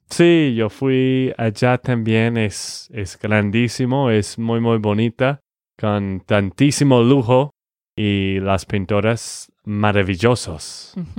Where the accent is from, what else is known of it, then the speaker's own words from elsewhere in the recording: Texas, United States; de Texas, Estados Unidos